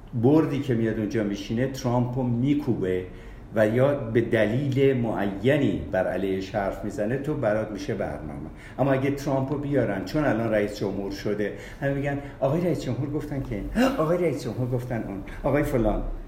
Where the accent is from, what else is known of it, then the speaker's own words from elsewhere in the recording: Tafresh, Markazi, Iran; also born or lived in Australia; تکلیف من خواهم مال ایران مال تفرش